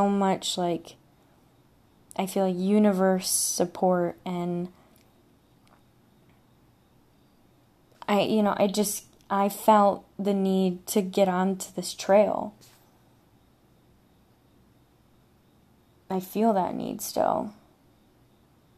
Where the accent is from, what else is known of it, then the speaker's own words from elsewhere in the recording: Michigan, United States; I'm from Michigan